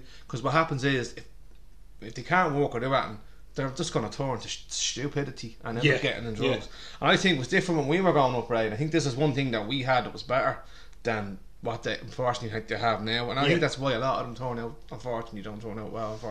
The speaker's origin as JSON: {"language": "English", "town": "Balbriggan", "region": "Leinster", "country": "Ireland", "tie": "born or raised there"}